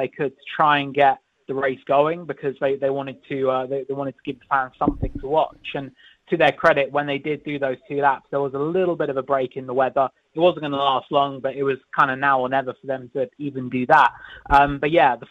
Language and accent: English; United Kingdom; I'm British